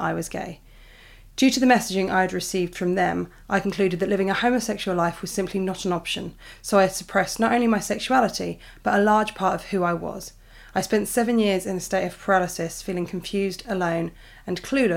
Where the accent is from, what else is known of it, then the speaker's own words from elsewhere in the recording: United Kingdom; I'm British